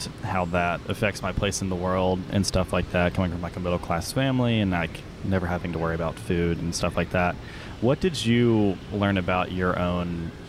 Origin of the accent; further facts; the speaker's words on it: the South, United States; as someone who also grew up in the South.